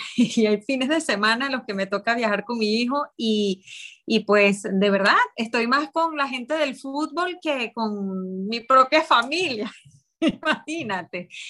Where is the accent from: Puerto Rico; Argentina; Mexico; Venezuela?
Venezuela; soy venezolana